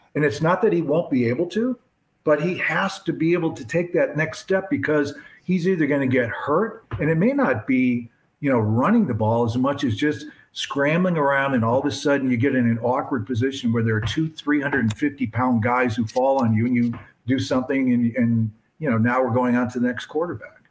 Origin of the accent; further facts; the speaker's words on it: Barrington, Illinois, United States; also born or lived in Lincoln Park, Chicago; I grew up in Barrington